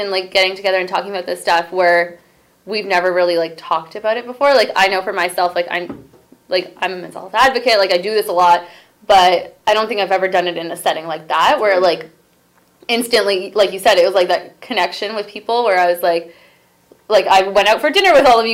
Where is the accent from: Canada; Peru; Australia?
Canada; Brampton, Ontario; I grew up in Brampton too, even though I sometimes reject it